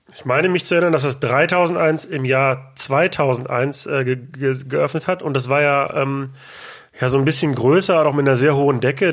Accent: Ruhr area, North Rhine-Westphalia, Germany; ich komme aus dem Ruhrgebiet

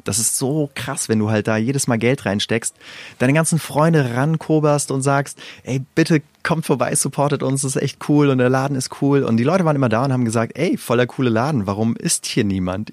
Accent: Wiesbaden, Hesse, Germany; born or raised there; moved away as an adult; also born or lived in Iran; now in Berlin, Germany

